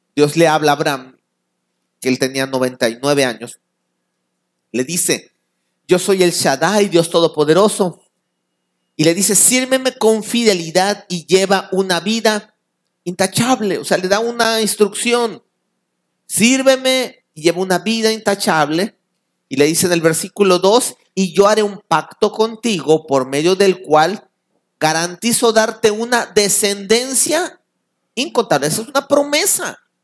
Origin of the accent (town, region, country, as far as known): Mexico